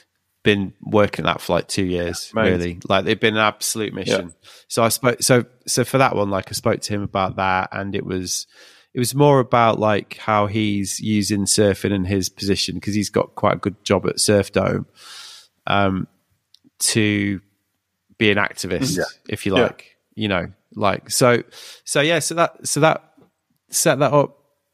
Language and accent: English; United Kingdom; But well, we're British, like the idea that we can like with a straight face go like